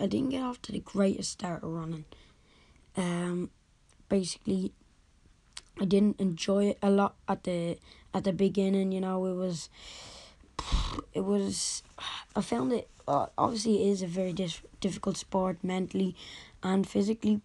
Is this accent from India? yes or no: no; Dublin, Leinster, Ireland; I'm from Dublin, Ireland